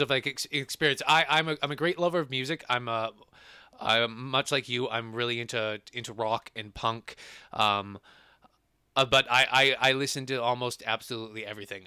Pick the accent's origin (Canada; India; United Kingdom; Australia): Canada; Edmonton, Alberta; we're from Edmonton in Alberta, Canada